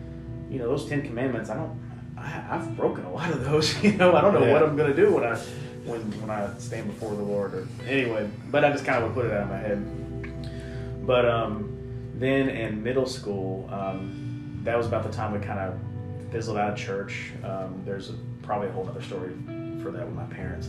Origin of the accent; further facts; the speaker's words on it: Lexington, Kentucky, United States; I grew up in a Christian home in Lexington, Kentucky